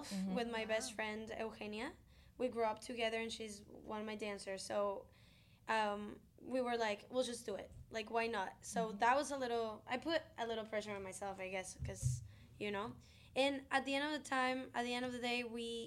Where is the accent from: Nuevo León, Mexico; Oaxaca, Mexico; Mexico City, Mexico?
Nuevo León, Mexico; Monterrey; I grew up in Mexico